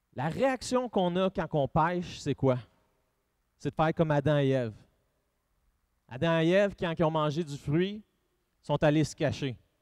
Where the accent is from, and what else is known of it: Drummondville, Quebec, Canada